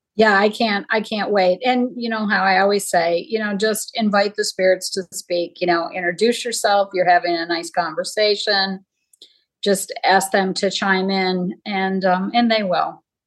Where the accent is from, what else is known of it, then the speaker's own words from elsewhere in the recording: Jamestown, New York, United States; my hometown is where Lucille Ball grew up, and there now is the the Lucille Ball Museum. It's in Jamestown, New York.